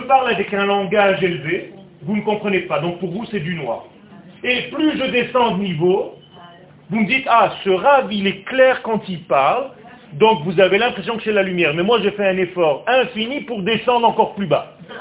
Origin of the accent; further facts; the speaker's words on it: Israel; first language Hebrew; French is a second language; ma langue natale c'est l'hébreu. Je suis israélien de naissance. Je suis né en Israël. Le français que je vous parle maintenant, c'est un français que j'ai appris sur le tas.